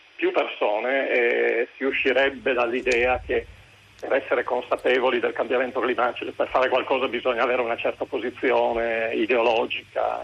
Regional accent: Rome, Lazio, Italy; moved away as an adult; also born or lived in Piedmont; now in Liguria, Italy; io da Roma, ma vivo adesso a periodi eh, anche nel nord Italia

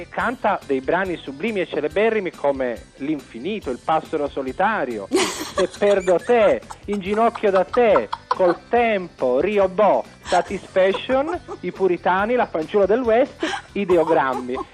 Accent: Venice, Veneto, Italy; eh, sono veneziana.

